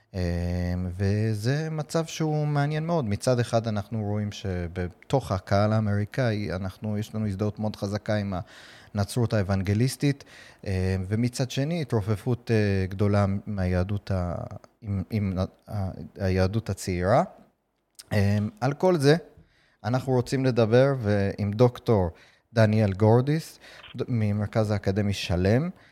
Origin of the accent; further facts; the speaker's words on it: United States; now in Israel; אני גדלתי בארצות הברית